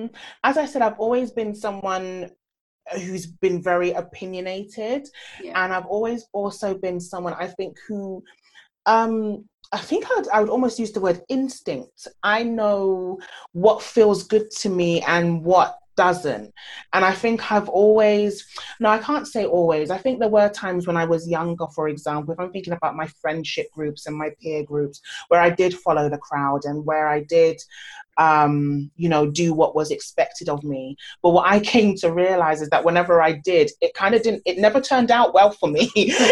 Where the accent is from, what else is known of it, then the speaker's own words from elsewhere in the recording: Nigeria; especially as a Nigerian child growing up, you know, you go to school, you get a job, you do this.